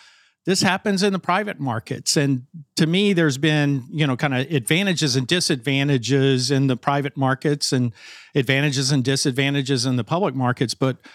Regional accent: Arkansas, United States; my home state of Arkansas's 2nd Congressional District.

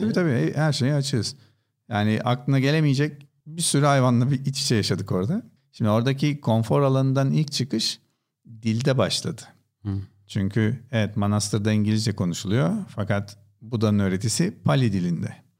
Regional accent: Istanbul, Turkey; İstanbul doğumluyum.

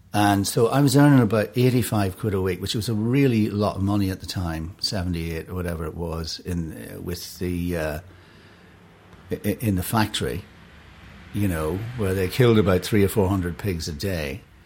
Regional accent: Enniskillen, Northern Ireland, United Kingdom; moved away; I was born in Enniskillen. Uh, beautiful town, fabulous, beautiful island town. It was a great place to grow up as a kid

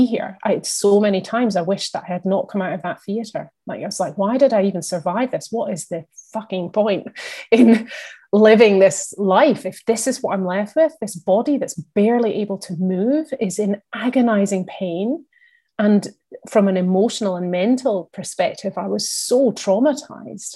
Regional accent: Scotland, United Kingdom; also born or lived in London; I'm based in Scotland, I'm Scottish

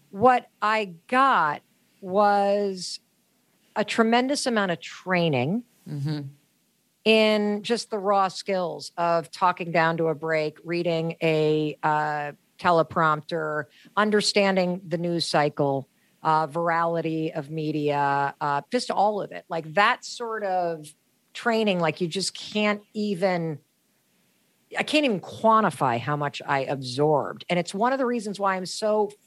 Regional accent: Western Michigan, United States; I grew up in Western Michigan

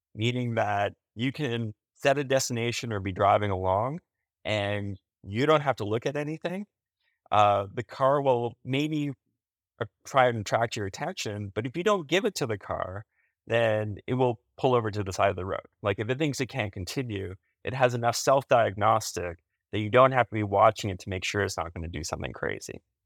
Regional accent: Canada; as a Canadian

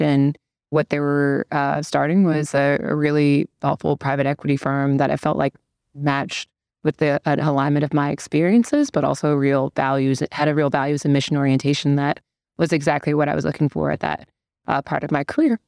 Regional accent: Detroit, Michigan, United States; moved away as an adult; now in Chicago, United States; born and raised in Detroit

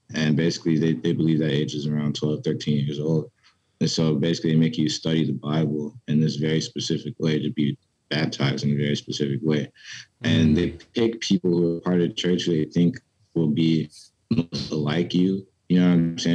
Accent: Petersburg, Virginia, United States; also born or lived in Richmond, Virginia; i grew up in Petersburg, Virginia

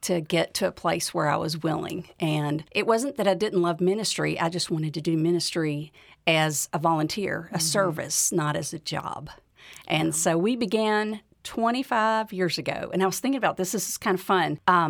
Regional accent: Memphis, Tennessee, United States; I was raised in Memphis. I graduated from Baylor University and then came back to teach in Memphis.

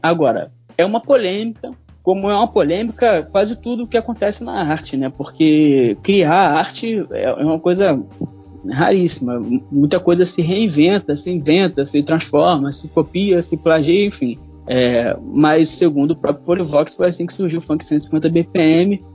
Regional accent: Rio de Janeiro, Brazil; sou carioca

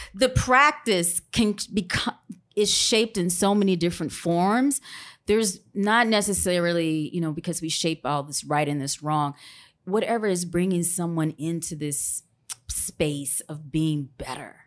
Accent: Grambling, Louisiana, United States; I'm originally from Grambling, Louisiana

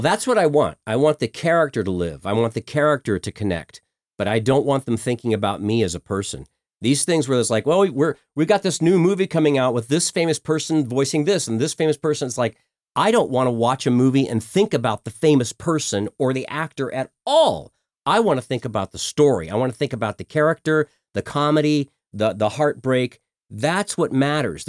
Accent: Colorado, United States; also born or lived in Bloomington, Indiana; And so I grew up in Colorado, uh, since I was about two

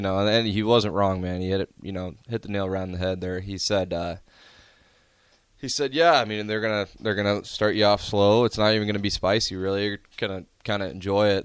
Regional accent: Omaha, Nebraska, United States; Born and raised in Omaha.

